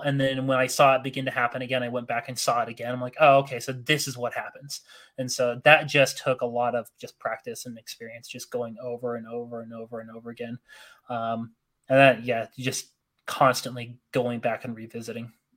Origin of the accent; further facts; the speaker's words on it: Northern Utah, United States; also born or lived in Arizona; I grew up in Northern Utah. Uh, I initially came from Arizona as a kid